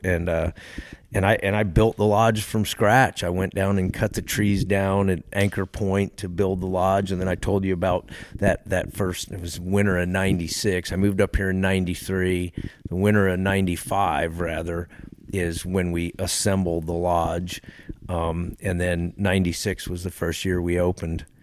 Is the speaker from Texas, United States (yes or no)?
yes; Texas, United States; now in Alaska, United States; I grew up in Texas